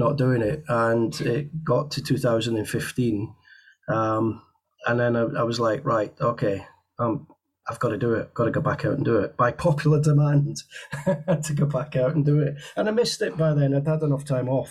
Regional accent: United Kingdom; being British

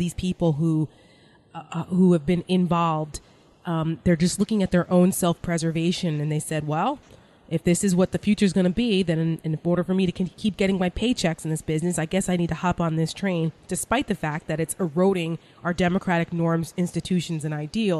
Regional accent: New Jersey, United States; I'm from New Jersey. I talk about this all the time. I'm a Jersey girl, and I grew up right outside of New York City

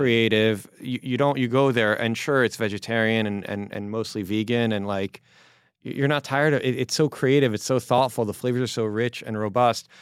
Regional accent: Baltimore, Maryland, United States; also born or lived in California; now in New York, United States; When I was a kid, I grew up in Baltimore

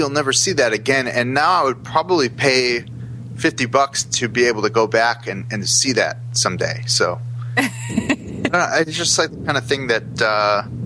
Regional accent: Chicago, Illinois, United States; moved away as an adult; now in New York, United States; I'm not from New York. I'm from Chicago. So I grew up hating New York

